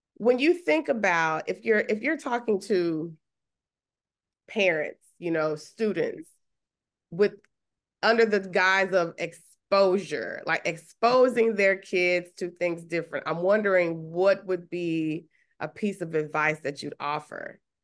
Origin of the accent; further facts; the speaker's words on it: Huntsville, Texas, United States; where I grew up in Huntsville, you know, small town in Texas